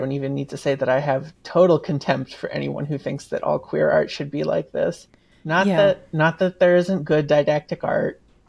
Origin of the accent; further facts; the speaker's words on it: New Hampshire countryside, United States; I was born in the New Hampshire countryside. We didn't have TV. My family didn't really have money.